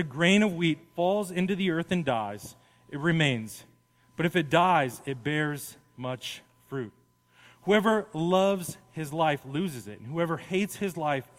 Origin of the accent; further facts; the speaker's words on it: Las Vegas, Nevada, United States; I grew up in Las Vegas.